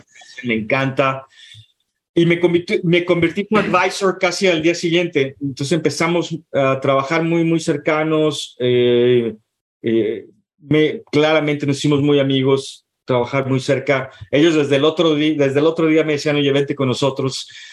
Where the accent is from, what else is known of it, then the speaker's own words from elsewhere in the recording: Guadalajara, Jalisco, Mexico; moved away as an adult; now in San Francisco, United States; Yo soy, yo soy mexicano, yo soy de, de Guadalajara